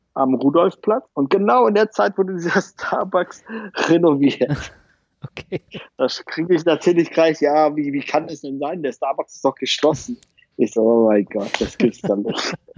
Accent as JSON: {"language": "German", "town": "Pansdorf", "region": "Schleswig-Holstein", "country": "Germany", "tie": "born or raised there", "moved": "yes", "said": "ich bin in Panzdorf aufgewachsen, das ist 16 Kilometer von Lübeck"}